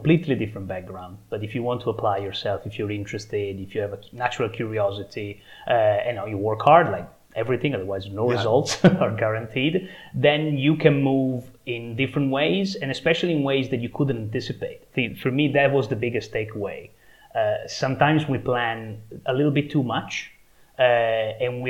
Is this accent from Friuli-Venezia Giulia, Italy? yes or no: yes; Trieste, Friuli-Venezia Giulia, Italy; moved away as an adult; also born or lived in London, England; now in Trieste, Italy; now I'm back in my hometown, yeah, in Italy, Trieste